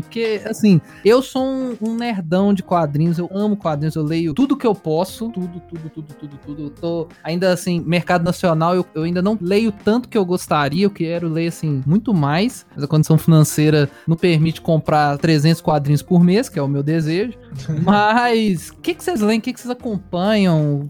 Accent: Belo Horizonte, Minas Gerais, Brazil; eu sou de BH

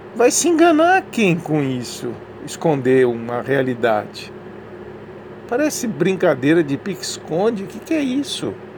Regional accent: Brazil; Eu já sou brasileiro há muitos anos, né? nasci aqui

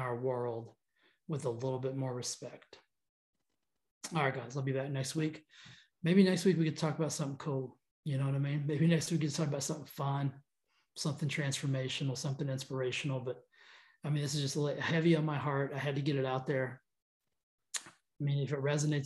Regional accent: United States; We're American

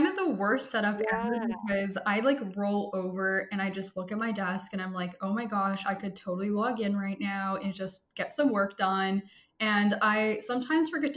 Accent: Vancouver, British Columbia, Canada; I am from Vancouver, British Columbia, which is in Canada

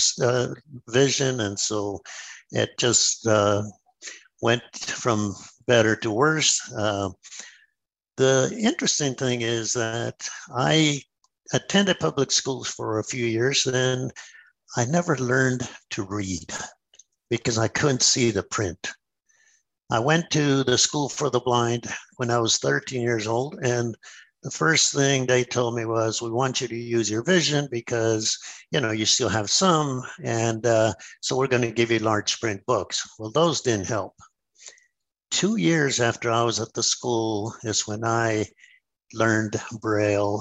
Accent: New Mexico, United States; I come from New Mexico, where we don't have very much water

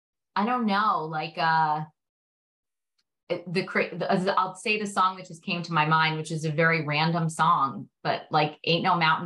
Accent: New York City, New York, United States; I grew up in Brooklyn.

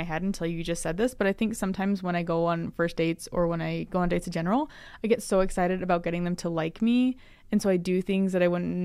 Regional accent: United States; moved away as an adult; also born or lived in Phoenix, Arizona / San Francisco, California; I grew up in Phoenix and San Francisco

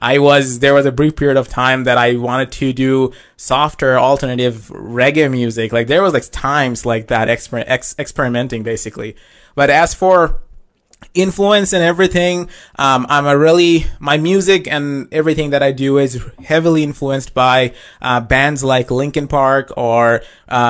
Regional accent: Saskatchewan, Canada; I am a rock singer-songwriter from Saskatchewan

